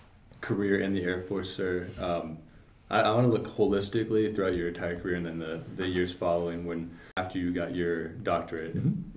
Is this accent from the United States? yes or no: yes; Tempe, Arizona, United States; I'm from Arizona. I'm from Tempe, so it's just, nice.